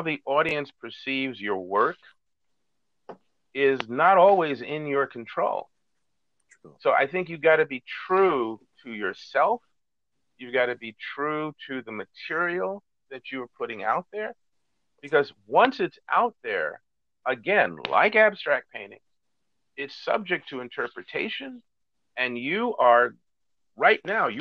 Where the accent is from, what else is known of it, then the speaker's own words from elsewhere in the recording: United States; I am seen as the American